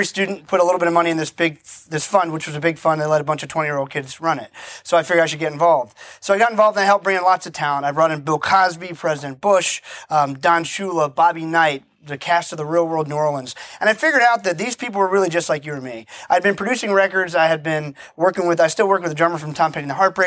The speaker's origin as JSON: {"language": "English", "country": "Barbados", "said": "I'm originally from the island of Barbados. My family's been there for 300 years."}